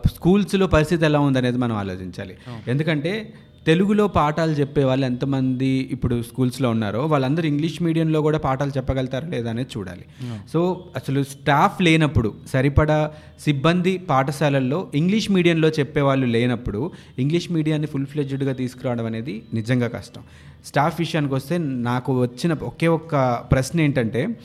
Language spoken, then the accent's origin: Telugu; India; మన భారతదేశంలో